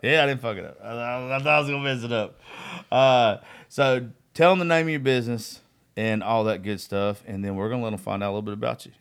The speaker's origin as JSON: {"language": "English", "town": "Eastman", "region": "Georgia", "country": "United States", "tie": "born or raised there", "said": "Eastman's my hometown"}